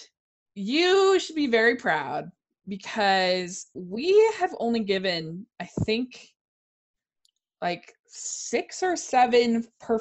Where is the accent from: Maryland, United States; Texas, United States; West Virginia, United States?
Maryland, United States; I grew up in Maryland